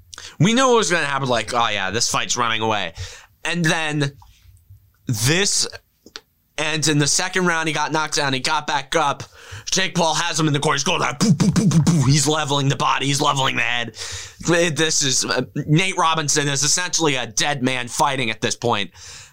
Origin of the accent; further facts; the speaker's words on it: Ireland; And I'm Irish, so you can't... So Irish Twitter, you can't knock me for that.